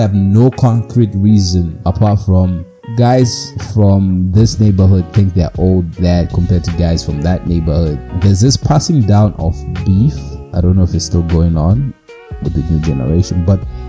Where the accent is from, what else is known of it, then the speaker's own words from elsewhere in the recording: Mutare, Manicaland, Zimbabwe; growing up in Zimbabwe many years ago, in the streets of Mutare, beautiful place, a lot of mountains, hills, very cold.